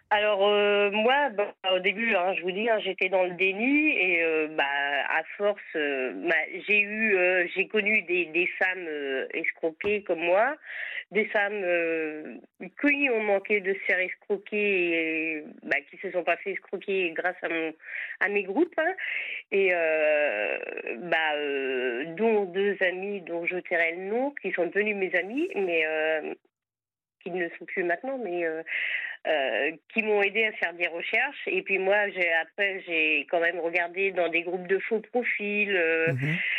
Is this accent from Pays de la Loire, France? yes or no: yes; Sarthe, Pays de la Loire, France; je suis à Vannes en Bretagne, mais autrement je suis de la Sarthe